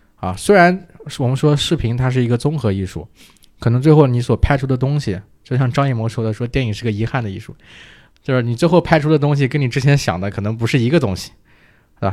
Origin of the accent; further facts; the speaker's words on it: Hefei, Anhui, China; 我是合肥人